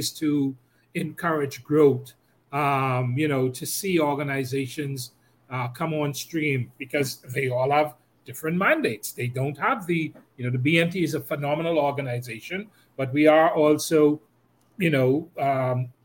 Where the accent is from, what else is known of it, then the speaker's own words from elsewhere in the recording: Central Eleuthera, Bahamas; I spend a lot of time there. It's in my hometown